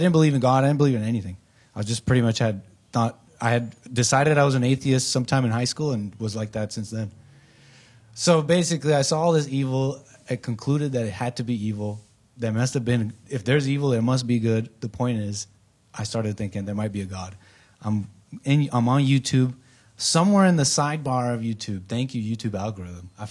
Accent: Canada; also born or lived in United States; so I grew up in Canada. I'm an anchor baby in Canada.

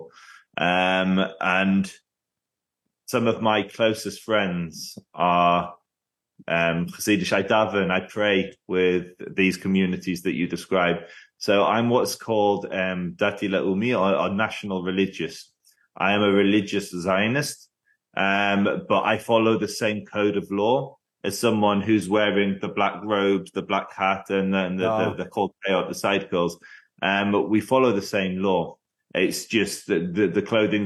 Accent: England, United Kingdom; I'm an Englishman.

